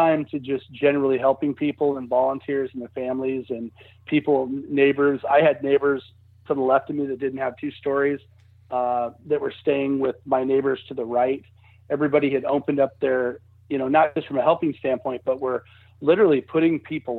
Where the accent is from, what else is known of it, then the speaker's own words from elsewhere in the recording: Lincoln, Nebraska, United States; I'm originally from Lincoln, Nebraska, so I know what you mean. That all the houses there have some kind of basements.